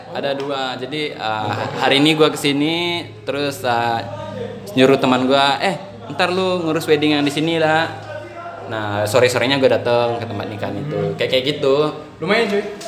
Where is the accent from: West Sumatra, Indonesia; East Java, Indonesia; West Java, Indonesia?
West Sumatra, Indonesia; Padang; saya orang Padang tuh bilangnya kayak pukek harimau